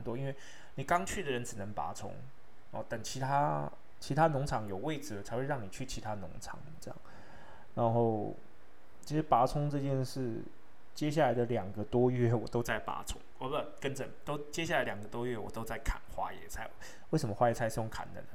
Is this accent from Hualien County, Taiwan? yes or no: no; Taipei, Taiwan; moved away as an adult; also born or lived in Yilan / Brisbane; 我是在台北土生土长的小孩，但是我在伊朗读的五专，我们学校叫复兴文专